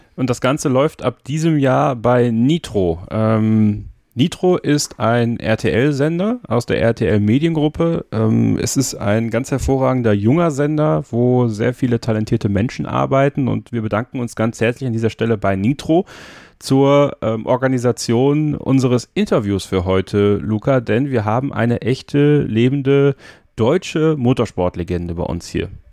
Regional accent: High Fens, Wallonia, Belgium; ich komme gebürtig aus, äh, aus Belgien, aus dem Hohen Fenn

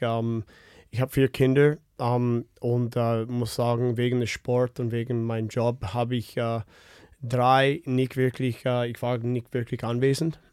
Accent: Winnipeg, Manitoba, Canada; German is a second language; moved away; ich komme aus Winnipeg

